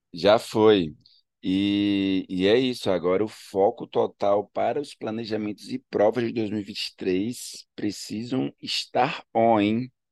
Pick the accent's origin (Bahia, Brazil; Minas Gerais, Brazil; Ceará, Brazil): Bahia, Brazil; Ilhéus; also born or lived in Salvador; Eu sou baiano, eu sou de Ilhéus, do sul da Bahia, mas eu morei nove anos em Salvador